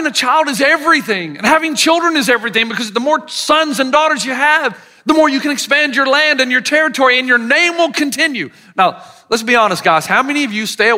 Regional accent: the South, Southern United States, United States; accent: Southern; my Southern accent

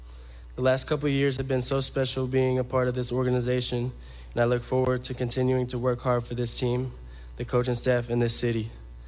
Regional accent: St. Louis, Missouri, United States; I am able to play for my hometown of St. Louis, where I was born and raised.

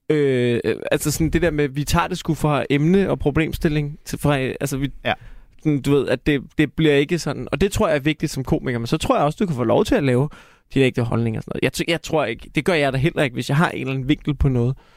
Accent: Denmark; vi er danskere

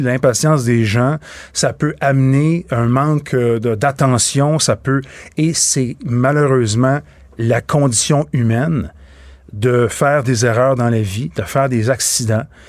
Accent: Boucherville, Quebec, Canada; je viens de Boucherville.

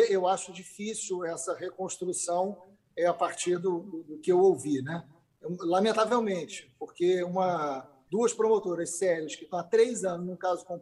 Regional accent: Niterói, Rio de Janeiro, Brazil; eu conheço o Rodrigo desde criança, porque eu também sou de Niterói, dei aula com o pai do Rodrigo

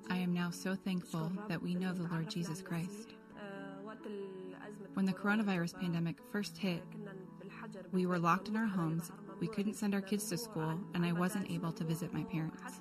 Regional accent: Afrin, Aleppo Governorate, Syria; moved away as an adult; now in Lebanon

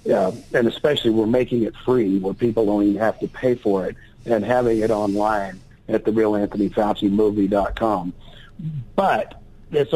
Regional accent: Texas, United States; I grew up in Texas

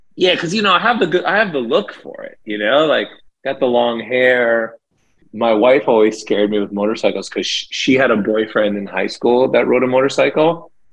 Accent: Toronto, Ontario, Canada; growing up in Toronto, there's a huge Jamaican population. So we grew up around a lot of reggae music

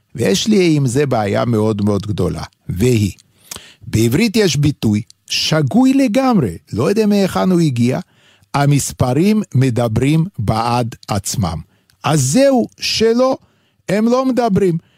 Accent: Vilnius, Lithuania; accent: heavy Lithuanian; first language Yiddish; Hebrew is a second language; now in Israel; גם אני מווילנה

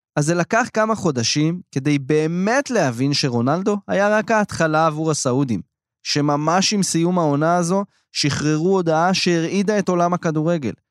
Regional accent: Israel

